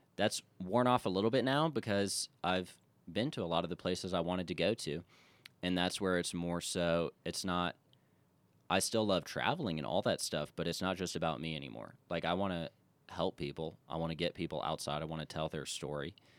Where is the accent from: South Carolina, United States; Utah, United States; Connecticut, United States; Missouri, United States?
South Carolina, United States; Charleston; I am from Charleston, South Carolina, which is easily my favorite place in the world, and I've been a few places, but from Charleston, born and raised